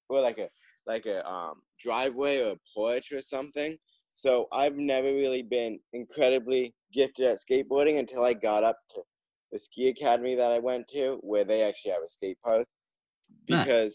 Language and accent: English; Vermont, United States; I live in a very small town with, like, 1,000 people